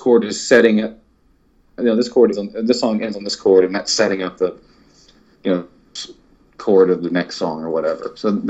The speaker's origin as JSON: {"language": "English", "town": "Longview", "region": "Texas", "country": "United States", "tie": "born or raised there", "said": "where I grew up in Longview, Texas."}